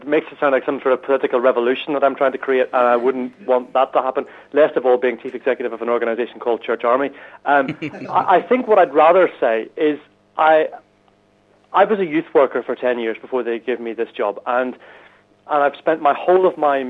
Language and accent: English; Northern Ireland, United Kingdom; now in Chislehurst, United Kingdom; from a very white and snowy Chislehurst in Kent, which is just on the southeast side of London. I'm originally from Northern Ireland, which the accent might give away.